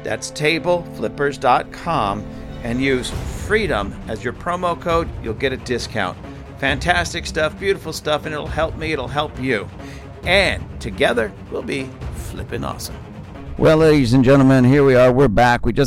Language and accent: English; United States; I'm an American